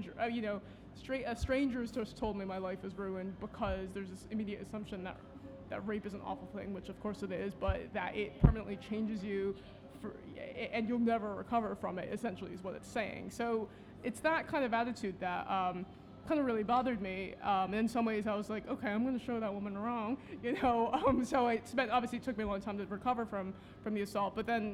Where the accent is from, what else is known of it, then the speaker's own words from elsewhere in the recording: United States; now in London, United Kingdom; I am Chinese American